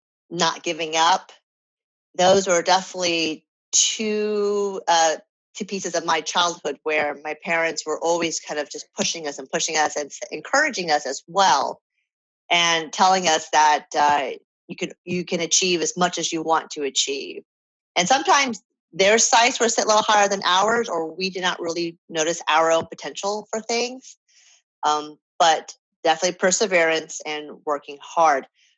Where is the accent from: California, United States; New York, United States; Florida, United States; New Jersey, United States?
New York, United States; New York City; So the short answer is I'm from New York because that's where I go home to visit my family.